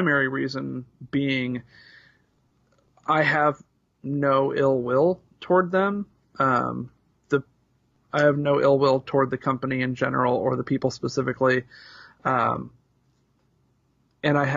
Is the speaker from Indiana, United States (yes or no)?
yes; Indianapolis, Indiana, United States; two grown-up hardcore punks, longtime journalists, and longtime friends born and bred in Indianapolis, Indiana